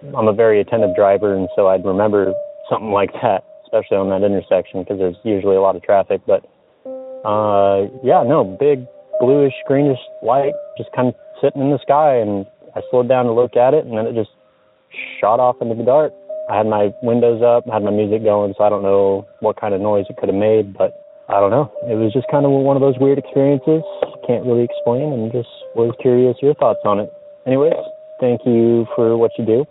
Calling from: Grants Pass, Oregon, United States; I'm calling from Southern Oregon

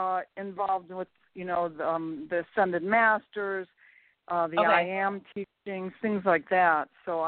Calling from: Jupiter, Florida, United States; I'm calling from Florida.

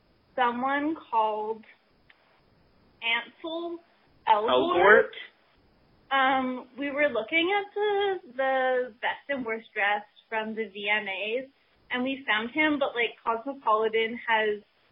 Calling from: Montreal, Quebec, Canada; This is …. We're calling from Montreal.

